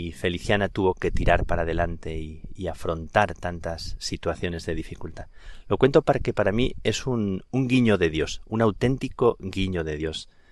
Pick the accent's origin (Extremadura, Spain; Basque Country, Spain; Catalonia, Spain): Extremadura, Spain; Plasencia; also born or lived in Dublin, Ireland; now in Madrid, Spain; en mi tierra, en el Valle del Jerte, en Plasencia